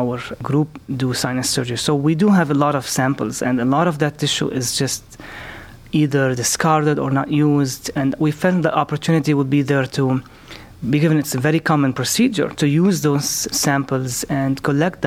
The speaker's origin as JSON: {"language": "English", "country": "Lebanon", "also_born_or_lived": "Beirut, Lebanon / Chicago, United States / Birmingham, Alabama, United States / Texas, United States", "moved": "as an adult", "lives_now": "Cleveland, United States", "said": "I'm originally from Lebanon"}